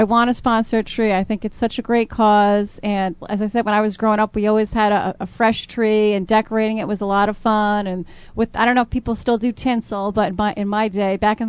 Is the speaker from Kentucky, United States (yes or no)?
no; Providence, Rhode Island, United States; come from a very large Irish-Italian family, and Christmas was always a big deal. I was born and raised in Providence, actually, the West End, West Broadway, Chapin Avenue, if we're going to get really specific. And I know I grew up in a tenement